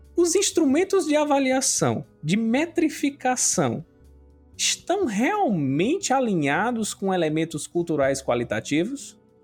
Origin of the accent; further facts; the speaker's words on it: Acopiara, Ceará, Brazil; eu sou aqui de Acopiara, da região centro-sul do estado do Ceará